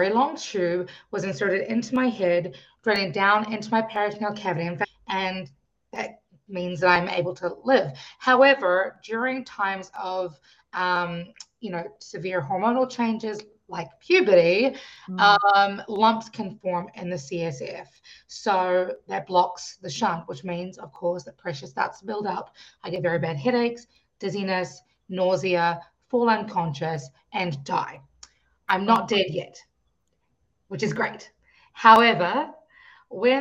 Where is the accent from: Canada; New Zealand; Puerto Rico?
New Zealand; I grew up in New Zealand. I was born in New Zealand